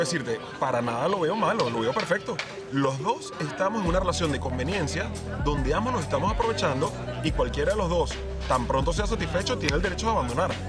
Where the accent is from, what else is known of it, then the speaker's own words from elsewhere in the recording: Venezuela; now in Spain; yo ya eh, como venezolano, con más de la mitad de mi vida fuera de, Venezuela, porque yo llevo ya más años vivido fuera de Venezuela que dentro de Venezuela